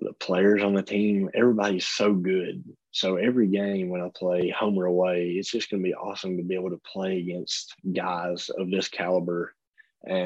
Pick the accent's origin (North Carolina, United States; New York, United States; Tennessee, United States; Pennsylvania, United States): Tennessee, United States; I'm from Tennessee, and I've went to both of those stadiums to, you know, watch games as a little kid